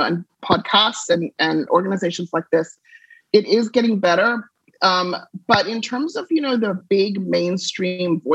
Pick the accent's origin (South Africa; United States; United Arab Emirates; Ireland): South Africa; moved away; I was raised in South Africa during apartheid